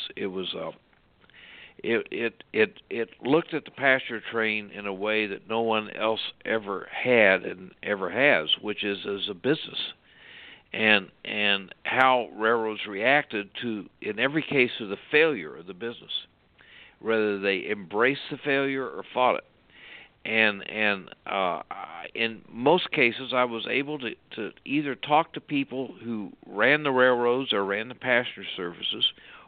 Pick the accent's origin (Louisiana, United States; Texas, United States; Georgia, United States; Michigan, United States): Texas, United States; Sulphur Springs; born or raised there; moved away as an adult; also born or lived in Lawrence, Kansas